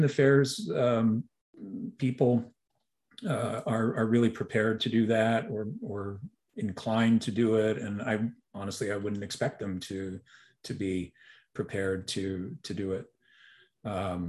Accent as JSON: {"language": "English", "town": "Montreal", "region": "Quebec", "country": "Canada", "tie": "born or raised there", "moved": "yes", "said": "I grew up in Montreal"}